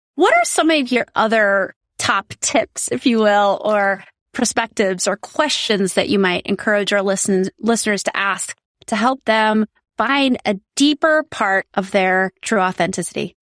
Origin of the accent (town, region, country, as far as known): South Dakota, United States; born or raised there